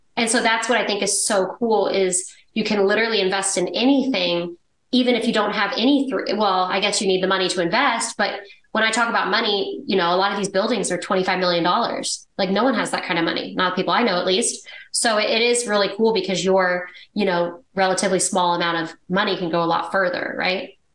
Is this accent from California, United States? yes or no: no; Dallas, Texas, United States; I grew up in Dallas, Texas. It's where I live now